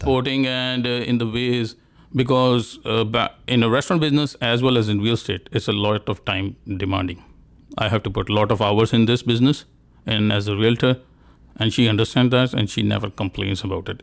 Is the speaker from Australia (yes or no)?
no; India; moved away; I'm from India